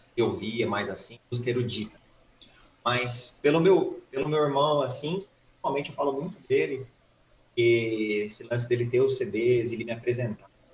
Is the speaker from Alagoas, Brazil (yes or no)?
no; Suzano, São Paulo, Brazil; Nascido em Suzano há 32 anos atrás, dia 3 de março de 89 aí. Uhum. É, nunca mudei de cidade